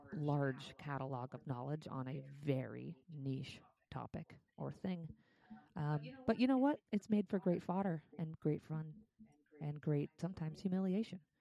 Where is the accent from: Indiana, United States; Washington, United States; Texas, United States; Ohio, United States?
Ohio, United States; Cleveland; moved away; I'm from Cleveland